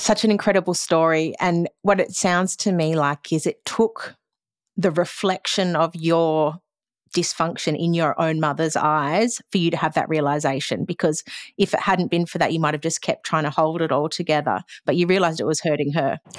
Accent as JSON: {"language": "English", "country": "Australia", "said": "as an Australian culture, we seem to drink a lot."}